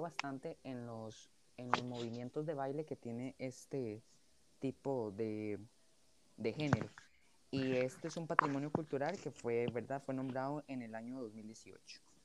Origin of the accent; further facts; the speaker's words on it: Costa Rica; como personas costarricenses, ¿verdad? De los que vivimos en este país